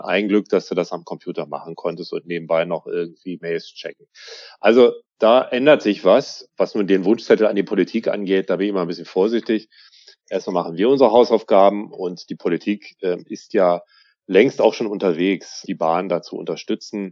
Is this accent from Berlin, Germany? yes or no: yes; Berlin, Germany; als Berliner